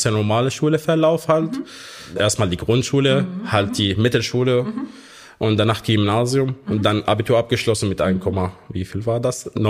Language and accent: German; Kafa Böhm, Hama Governorate, Syria; now in Germany; Ich bin in Syrien, in der Hauptstadt Hama, in einer kleinen Gemeinde, die man auf Deutsch jetzt Kafa Böhm nennt, eine christliche Gemeinde bin ich dort geboren und aufgewachsen